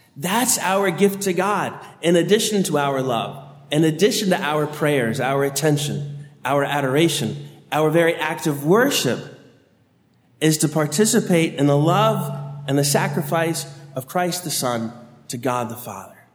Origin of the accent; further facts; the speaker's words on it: Annandale, Virginia, United States; I grew up in St. Ambrose Parish in Annandale, Virginia